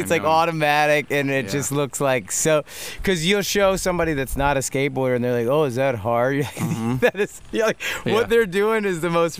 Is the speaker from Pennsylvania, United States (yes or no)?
yes; West Chester, Pennsylvania, United States; in the 80s when we grew up in Westchester